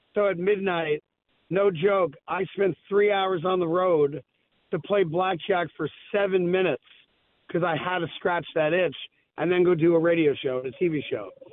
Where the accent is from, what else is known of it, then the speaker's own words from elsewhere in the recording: New York, United States; I'm a New Yorker